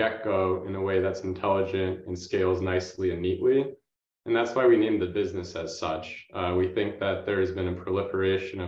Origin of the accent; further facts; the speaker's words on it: Boston, Massachusetts, United States; I grew up in the Boston area